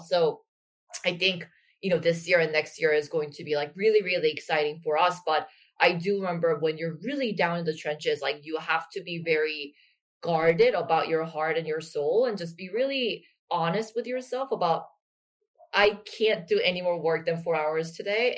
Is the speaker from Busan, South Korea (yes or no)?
yes; Busan, South Korea; I actually grew up in Busan